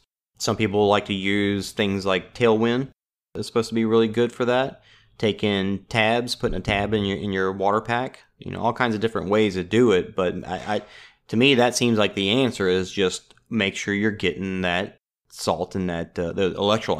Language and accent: English; Louisiana, United States; I mean, I'm from South Louisiana.